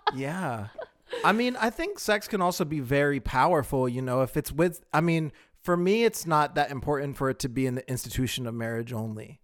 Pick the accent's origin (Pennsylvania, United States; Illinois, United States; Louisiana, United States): Pennsylvania, United States; I'm originally from Pennsylvania